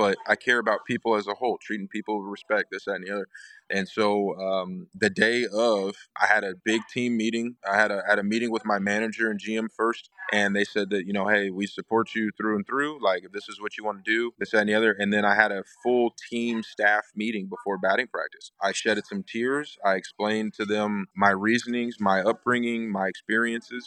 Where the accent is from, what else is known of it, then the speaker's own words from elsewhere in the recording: Huntsville, Alabama, United States; that is a place where I grew up, where I was raised by my parents